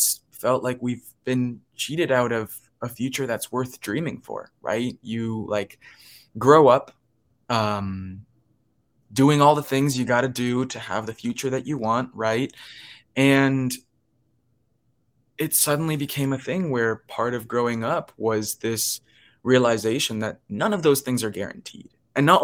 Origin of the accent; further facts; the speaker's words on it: Miami, Florida, United States; I grew up in Miami